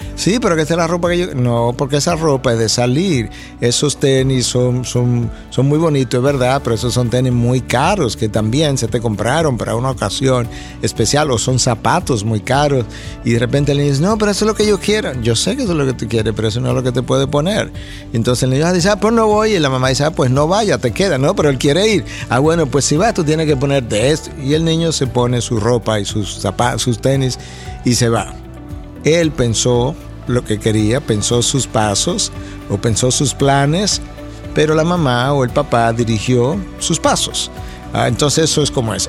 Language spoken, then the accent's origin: Spanish; Santo Domingo, Dominican Republic; moved away as an adult; also born or lived in United States; Cuando yo salí de Santo Domingo, hace ya años atrás, me fui a Estados Unidos para nunca más regresar a mi país